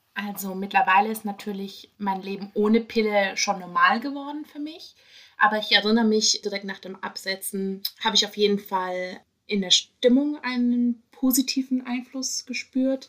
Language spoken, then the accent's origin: German; Karlsruhe, Baden-Württemberg, Germany; now in Berlin, Germany; ursprünglich komme ich aus Karlsruhe